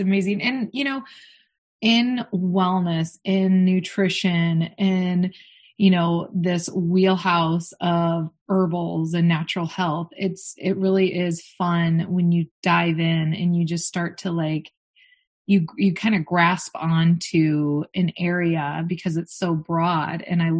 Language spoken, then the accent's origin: English; Michigan, United States; where I'm from Michigan.